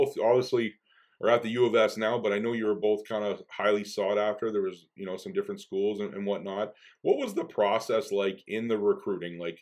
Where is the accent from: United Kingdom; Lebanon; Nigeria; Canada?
Canada; Winnipeg, Manitoba; I'm from Winnipeg, so I was just commuting to school